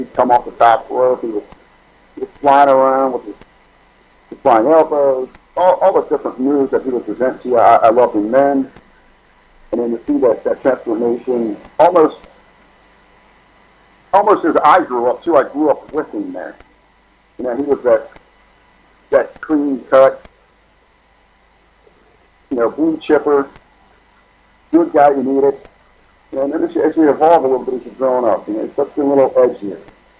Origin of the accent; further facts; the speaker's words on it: Cincinnati, Ohio, United States; We're both from Cincinnati, Ohio.